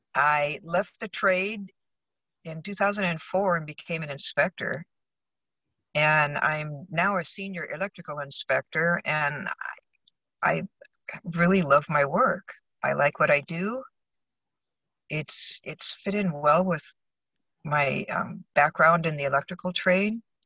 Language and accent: English; Tucson, Arizona, United States; moved away as an adult; also born or lived in Michigan; now in California, United States; I was born in Michigan, and my family moved to Tucson in uh, in the mid '60s. So I grew up in the West